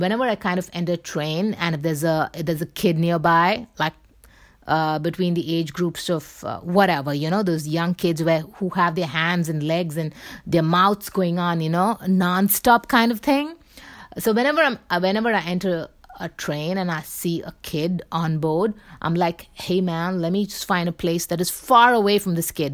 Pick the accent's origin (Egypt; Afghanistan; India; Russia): India; I'm from India